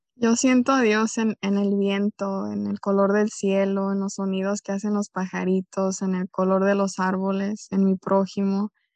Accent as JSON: {"language": "Spanish", "region": "Jalisco", "country": "Mexico", "tie": "born or raised there", "said": "soy originaria de Jalisco, México"}